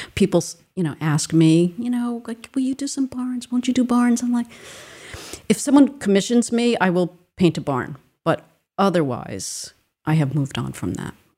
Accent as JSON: {"language": "English", "region": "Rhode Island", "country": "United States", "tie": "born or raised there", "said": "I grew up in Rhode Island"}